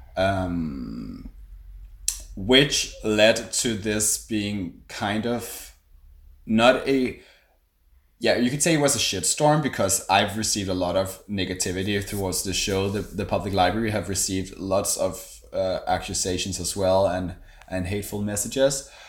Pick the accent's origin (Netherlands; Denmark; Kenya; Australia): Denmark; Copenhagen, Capital Region of Denmark; I do drag in Copenhagen, yeah. I am from Copenhagen.